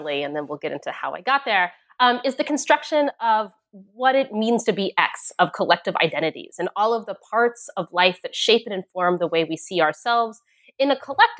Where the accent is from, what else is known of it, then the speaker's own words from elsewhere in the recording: United States; also born or lived in Hong Kong / China; my own experience growing up in the United States